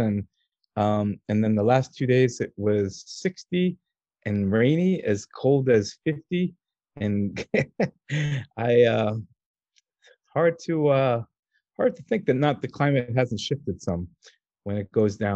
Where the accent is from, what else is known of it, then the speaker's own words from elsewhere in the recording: New York City, New York, United States; born and raised in New York City